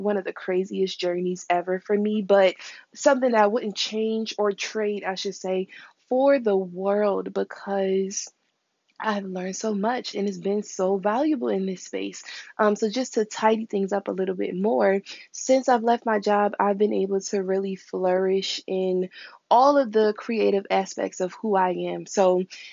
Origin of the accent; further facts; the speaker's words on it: Philadelphia, Pennsylvania, United States; also born or lived in Upper Darby, Pennsylvania; I was raised in Philadelphia, West Philly to be specific.